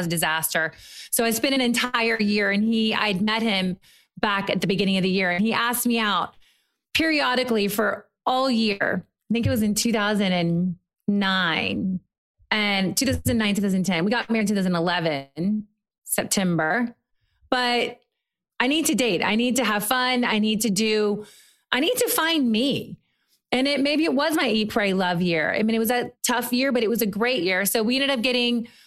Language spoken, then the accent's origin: English; Murray, Kentucky, United States; moved away as an adult; also born or lived in New York / Europe; now in Los Angeles, United States; I'm from Murray, Kentucky